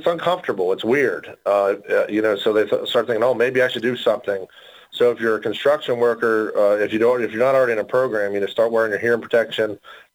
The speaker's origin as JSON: {"language": "English", "region": "West Virginia", "country": "United States", "said": "I am from West Virginia"}